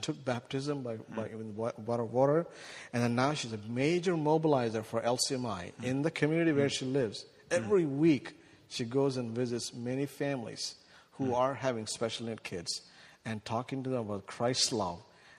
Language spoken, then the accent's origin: English; India; now in United States; 480 million children who are 18 years young live in our country, live in my home country in India. That's way beyond what we have in U.S.